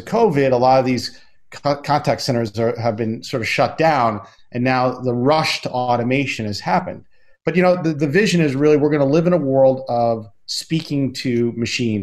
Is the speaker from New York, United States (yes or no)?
yes; Long Island, New York, United States; I went to the library where I grew up on Long Island